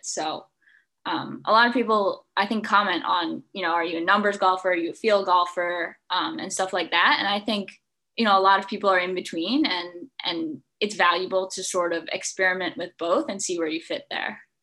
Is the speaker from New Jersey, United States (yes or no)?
yes; Watchung, New Jersey, United States; I'm from New Jersey. Uh, I lived in Watchung, um, and I started playing golf uh, when I was five years old